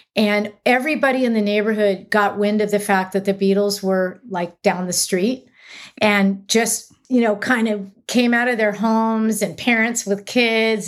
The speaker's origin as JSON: {"language": "English", "town": "Los Angeles", "region": "California", "country": "United States", "tie": "born or raised there", "said": "I grew up near Santa Monica, so technically in an L A zip code"}